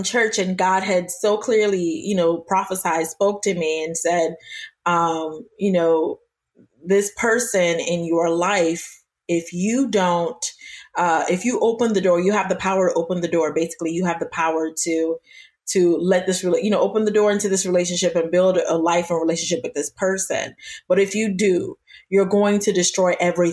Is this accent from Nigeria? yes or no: yes; Nigeria; I'm Nigerian as well